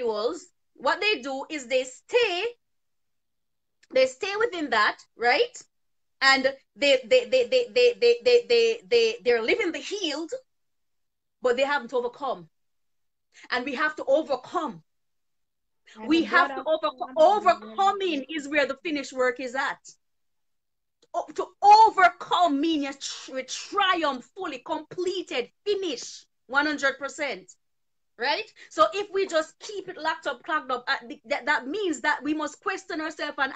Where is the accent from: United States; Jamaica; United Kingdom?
Jamaica; I grew up in Jamaica learning this kind of a mentality